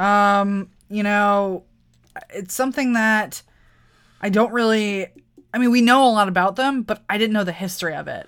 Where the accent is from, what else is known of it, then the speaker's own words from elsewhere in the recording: Wisconsin, United States; I'm from Wisconsin